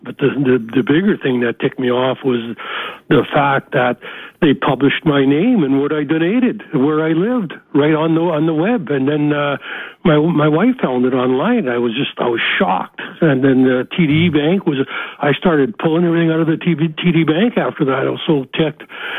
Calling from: Ontario, Canada

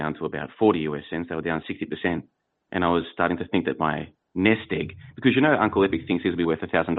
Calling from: Plovdiv, Plovdiv Province, Bulgaria; Well, I'm calling from Plovdiv, Bulgaria

